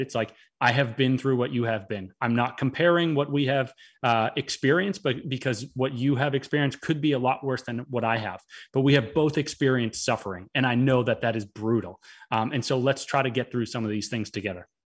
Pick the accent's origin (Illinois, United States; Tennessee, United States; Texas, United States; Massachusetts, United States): Massachusetts, United States; Boston; also born or lived in Florida; I am normally from Boston